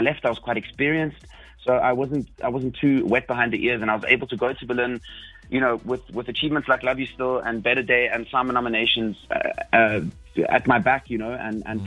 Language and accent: English; South Africa; moved away as an adult; also born or lived in Belgium; I am 100% South African